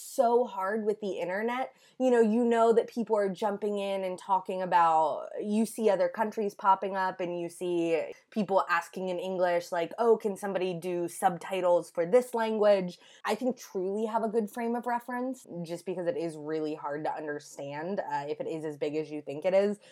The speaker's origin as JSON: {"language": "English", "country": "United States", "said": "as an American"}